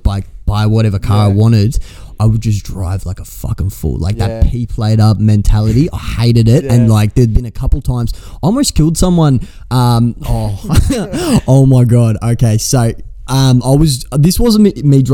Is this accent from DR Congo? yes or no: no; Australia; I'm from Australia.